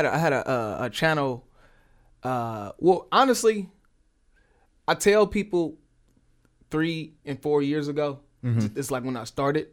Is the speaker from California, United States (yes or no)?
yes; Oakland, California, United States; I'm from Oakland, but I'm really from all over at the same time.